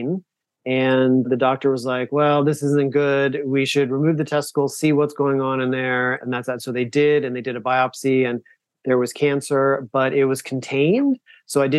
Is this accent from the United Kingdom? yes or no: no; the South, United States; moved away; I grew up in the South